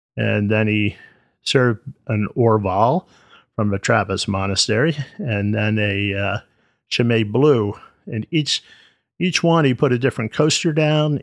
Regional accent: United States; since I was born here in the States

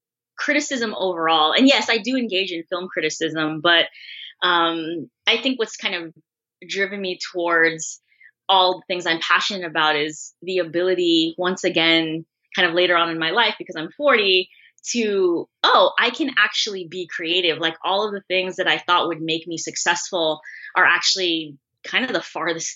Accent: San Francisco, California, United States; I'm born and raised in San Francisco.

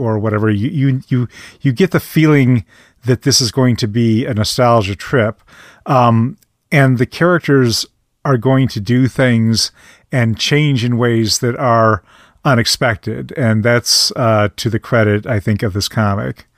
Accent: Midwest, United States; as a Midwesterner

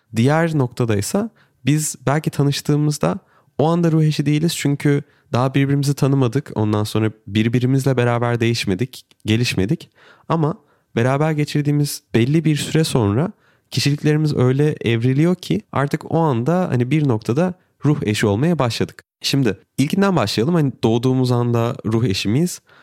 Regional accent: Turkey; benim eşim Brezilyalı, ben Türk'üm

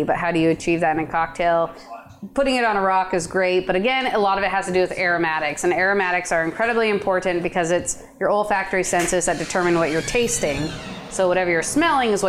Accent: Portland, Oregon, United States; I was born and raised in Portland

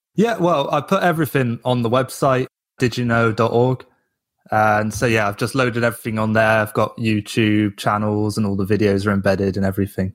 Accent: England, United Kingdom; moved away; I'm from England

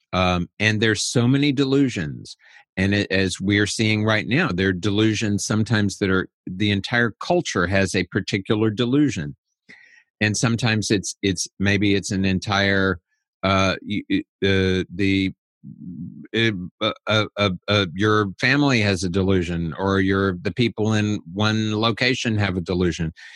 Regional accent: United States; I'm an American

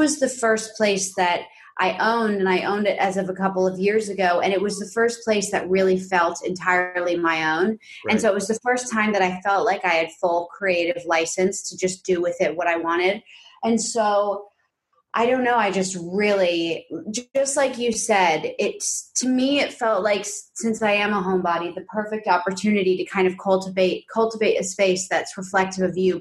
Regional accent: New York City, New York, United States; moved away as an adult; now in Los Angeles, United States; I grew up predominantly in this like big pre-war quintessential like Upper West Side apartment

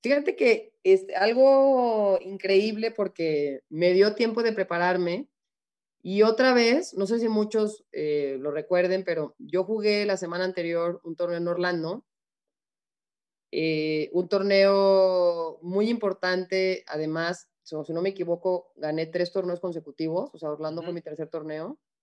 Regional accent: Mexico; moved away as an adult; also born or lived in Arizona, United States; me quiero retirar en México, me quiero retirar en mi país, me quiero retirar frente de mi gente

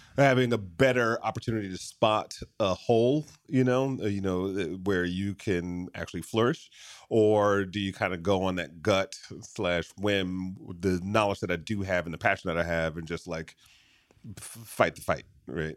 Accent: Michigan, United States; moved away; I grew up in Michigan

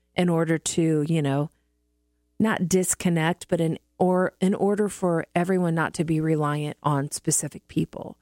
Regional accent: Midwest, United States; moved away; I grew up in the Midwest

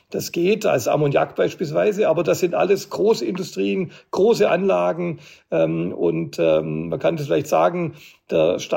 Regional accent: Stuttgart, Baden-Württemberg, Germany; bei Bussen, die beispielsweise in meiner Heimatstadt in Stuttgart viel über Berg und Tal fahren

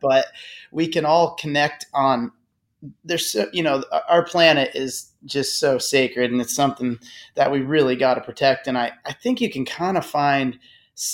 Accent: southeastern Michigan, United States; now in Burlington, United States; I'm from Michigan originally. I'm from the southeastern part of Michigan, just about an hour north of Detroit.

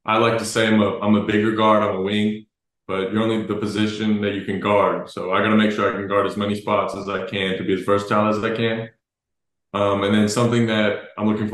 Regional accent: Dallas, Texas, United States; I'm from Dallas. I grew up watching the Mavs

